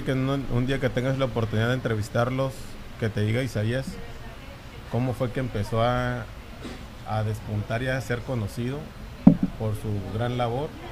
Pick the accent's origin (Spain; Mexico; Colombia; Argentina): Mexico; La Paz, Baja California Sur; Amo mi tierra, tengo ese sentido de pertenencia, de, de paseño